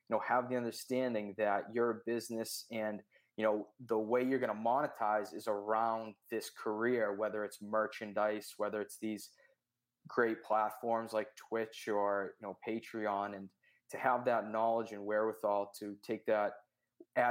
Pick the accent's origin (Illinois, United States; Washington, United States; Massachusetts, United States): Massachusetts, United States; Boston; I'm from Boston, Massachusetts